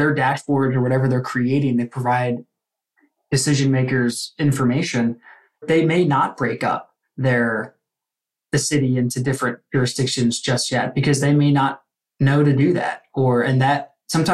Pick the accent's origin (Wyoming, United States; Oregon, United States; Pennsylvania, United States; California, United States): Pennsylvania, United States; Philadelphia; I'm from the Philadelphia area